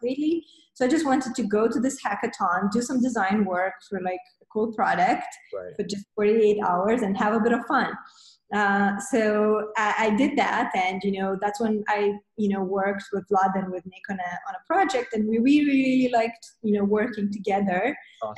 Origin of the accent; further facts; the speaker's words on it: Moldova; moved away as an adult; now in Romania; we moved from Moldova, where we're originally from. We moved to Romania